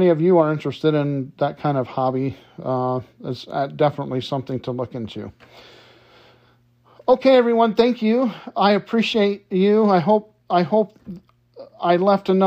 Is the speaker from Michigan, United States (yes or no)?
yes; Detroit, Michigan, United States; a very good friend of mine that I grew up with in Detroit